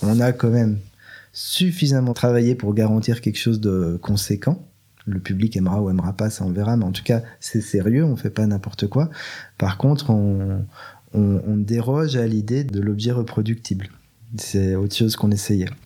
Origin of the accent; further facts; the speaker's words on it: Belgium; je suis, je suis belge, mais d'une famille juive